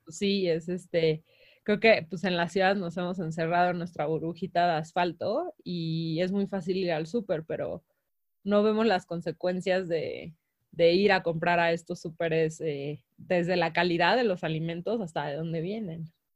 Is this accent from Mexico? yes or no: yes; Mexico